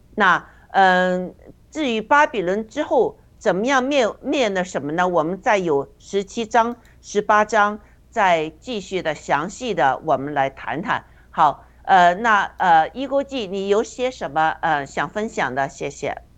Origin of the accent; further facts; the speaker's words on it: China; 我们中国人